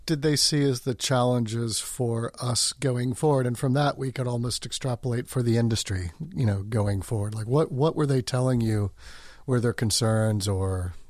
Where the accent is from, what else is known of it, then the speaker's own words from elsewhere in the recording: New York, United States; moved away as an adult; also born or lived in London; now in Norway; Yes, as an American transplant